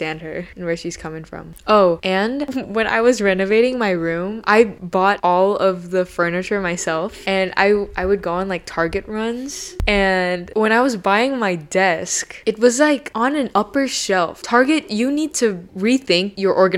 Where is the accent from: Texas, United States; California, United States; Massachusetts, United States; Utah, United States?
California, United States; Bay Area; I grew up in the Bay Area. I'm still in the Bay Area